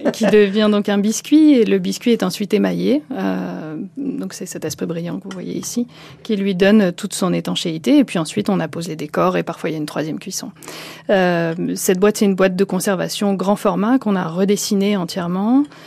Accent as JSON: {"language": "French", "town": "Lille", "region": "Hauts-de-France", "country": "France", "tie": "born or raised there", "moved": "yes", "said": "je suis originaire du Nord, hein, je suis née à Lille"}